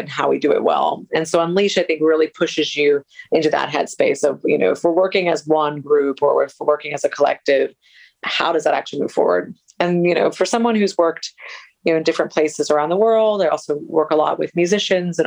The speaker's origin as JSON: {"language": "English", "country": "United States", "also_born_or_lived": "Colombia", "moved": "as an adult", "said": "I come originally from the States."}